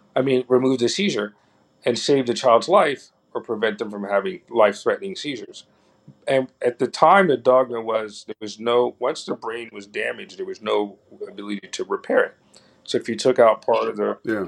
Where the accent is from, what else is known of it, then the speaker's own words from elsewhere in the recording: New York City, New York, United States; we grew up in Harlem during the 70s and 80s